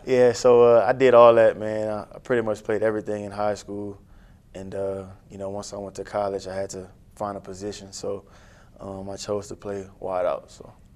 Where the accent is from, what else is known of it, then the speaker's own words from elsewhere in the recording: New Iberia, Louisiana, United States; I'm a New Iberia homegrown kid. Louisiana.